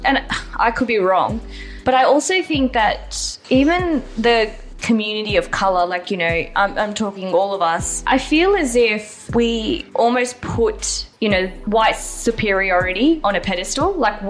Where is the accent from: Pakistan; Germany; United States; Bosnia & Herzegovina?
Pakistan; I'm from Pakistan.